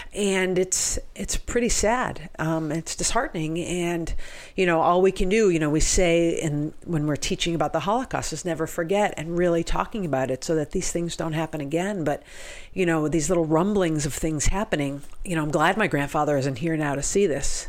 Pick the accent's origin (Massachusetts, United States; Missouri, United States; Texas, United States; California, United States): Massachusetts, United States; Cape Cod; I grew up on Cape Cod in Massachusetts, where there weren't that many Jews on Cape Cod